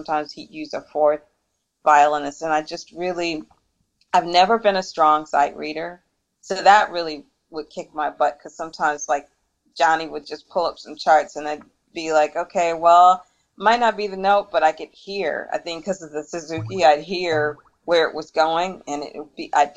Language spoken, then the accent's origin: English; Detroit, Michigan, United States; moved away; also born or lived in New York; growing up in Detroit, there were so many cultures that migrated to Detroit